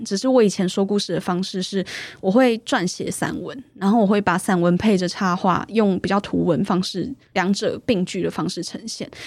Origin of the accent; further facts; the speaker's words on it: Taipei, Taiwan; 我是土生土长的台北人